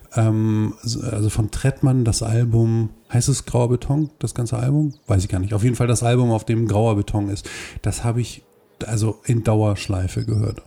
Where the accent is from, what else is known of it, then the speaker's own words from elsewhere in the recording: Hohenlockstedt, Schleswig-Holstein, Germany; in Hohenlockstedt, wo ich herkomme